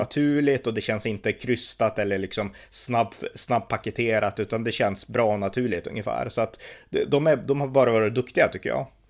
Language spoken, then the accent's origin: Swedish; Sweden; när man satt i Sverige